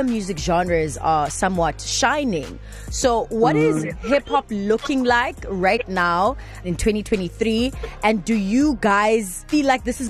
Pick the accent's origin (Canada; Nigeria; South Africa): South Africa; Durban, KwaZulu-Natal; I'm from Durban